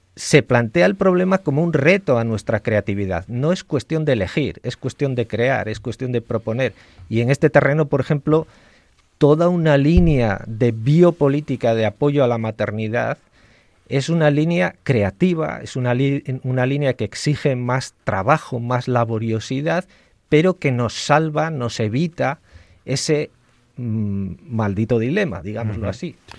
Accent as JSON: {"language": "Spanish", "town": "León", "region": "Castile and León", "country": "Spain", "said": "yo soy leonés"}